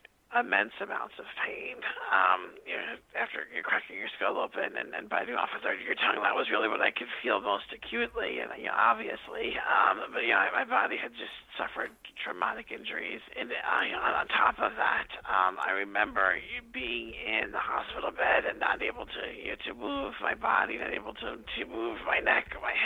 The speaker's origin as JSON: {"language": "English", "area": "Long Island", "region": "New York", "country": "United States", "tie": "born or raised there", "said": "I grew up on Long Island, where I talked to you today"}